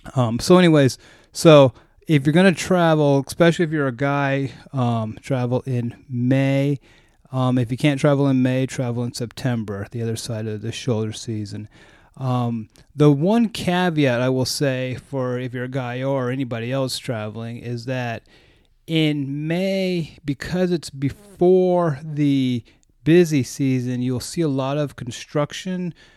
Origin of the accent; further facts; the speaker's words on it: United States; as an American